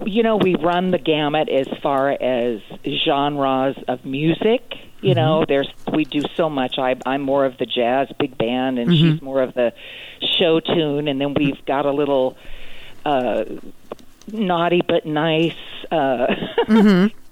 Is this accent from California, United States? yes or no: yes; Los Angeles, California, United States; also born or lived in Hollywood, California; I was born in Hollywood, California, and raised in L.A.